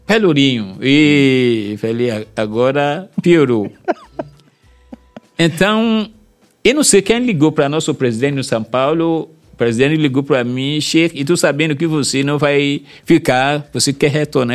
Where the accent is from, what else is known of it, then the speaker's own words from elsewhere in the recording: Nigeria; Portuguese is a second language; moved away as an adult; now in Salvador, Brazil; um governador chegou aqui da minha terra